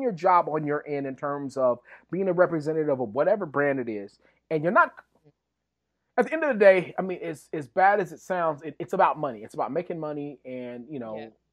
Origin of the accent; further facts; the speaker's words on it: West Texas, United States; I'm from West Texas.